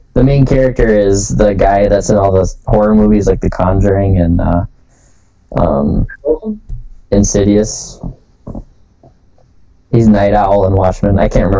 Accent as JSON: {"language": "English", "region": "Minnesota", "country": "United States", "said": "being Minnesotan"}